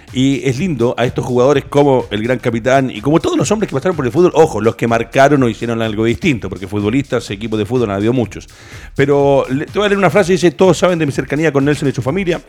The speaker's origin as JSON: {"language": "Spanish", "country": "Chile"}